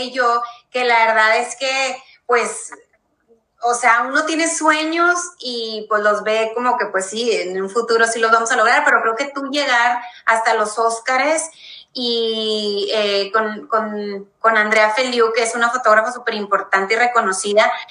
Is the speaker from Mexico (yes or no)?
yes; Mexico; nosotros como mexicanos